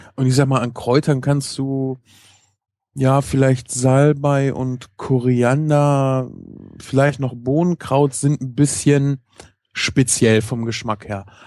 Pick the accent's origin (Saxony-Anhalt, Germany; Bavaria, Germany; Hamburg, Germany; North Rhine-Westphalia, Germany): North Rhine-Westphalia, Germany; Ich komme auch aus NRW